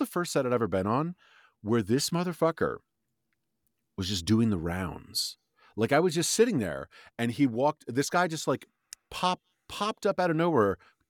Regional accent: New York City, New York, United States; growing up in New York City

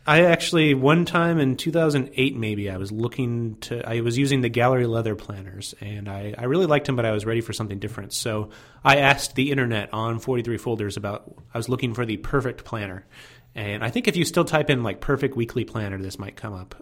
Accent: Fort Wayne, Indiana, United States; I grew up in Fort Wayne, Indiana

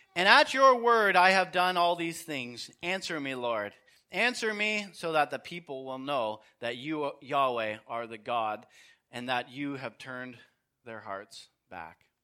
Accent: Canada; I'm a Canadian

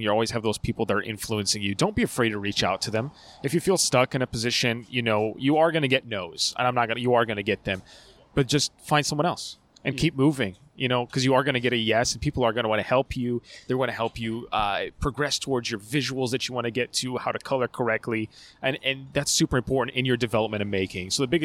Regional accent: California, United States; moved away as an adult; now in Seattle, United States; I'm from California originally. Once I got married, I moved up here. I've been in Seattle for about a year now

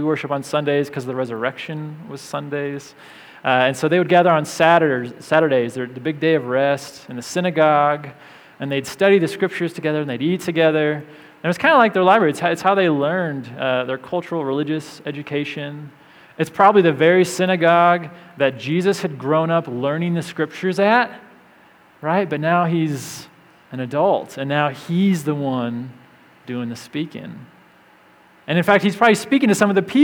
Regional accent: Springfield, Illinois, United States; now in Loveland, United States; I'm from Central Illinois, Springfield, Illinois

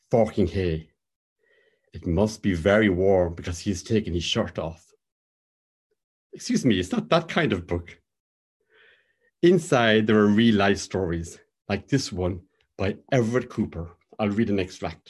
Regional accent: Cork, Munster, Ireland; now in Belfast, United Kingdom; my hometown of Cork

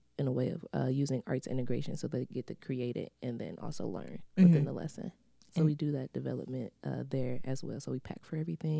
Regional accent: Michigan, United States; So I grew up in the neighborhood that Arts and Scraps is located. Mm-hmm. I'm from Morningside. I'm from the east side.

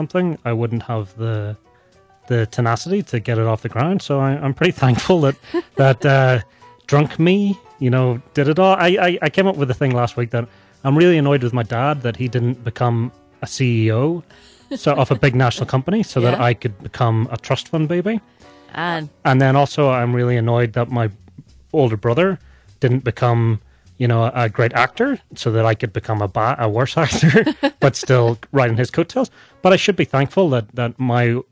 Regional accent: Northern Ireland, United Kingdom; moved away as an adult; also born or lived in Boston; now in Salt Lake City, United States; I'm from Northern Ireland

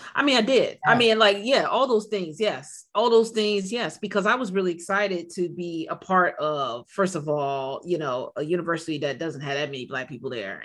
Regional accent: Silver Spring, Maryland, United States; I'm from Silver Spring.

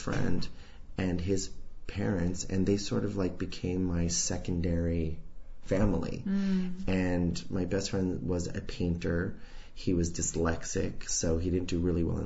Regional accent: Santa Fe, New Mexico, United States; moved away as an adult; now in New York, United States; I grew up in Santa Fe, New Mexico.

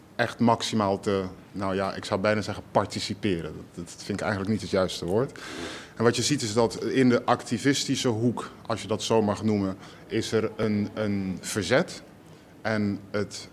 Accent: Rotterdam, South Holland, Netherlands; Ik kom uit Rotterdam. Sterker nog, ik kom uit Rotterdam-West

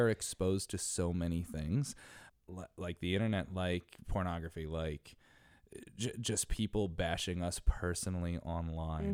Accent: Connecticut, United States; now in New York City, United States; I'm from Connecticut

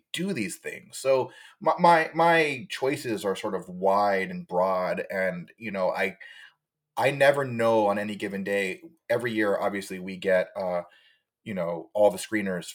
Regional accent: Hawaii, United States; now in Los Angeles, United States; I am originally from Hawaii

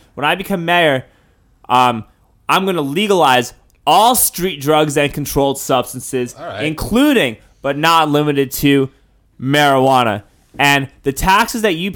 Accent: New York City, New York, United States; moved away as an adult; now in Austin, United States; I grew up in New York

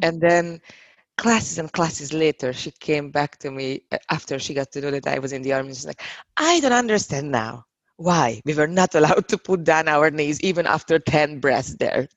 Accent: Hungary; moved away as an adult; now in Prague, Czechia; I'm from Hungary. I moved here to Prague about five and a half years ago

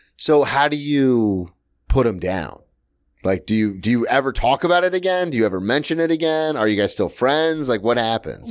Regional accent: the South, United States; now in New York, United States; I'm from the South

